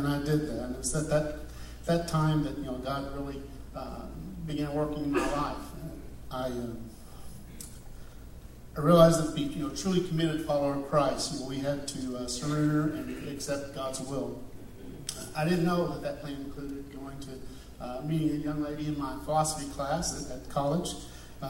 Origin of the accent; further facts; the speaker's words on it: Beaumont area, Texas, United States; moved away as an adult; also born or lived in Houston, Texas; now in Georgia, United States; I grew up in Texas, and I was going to church in a small town, in the Beaumont area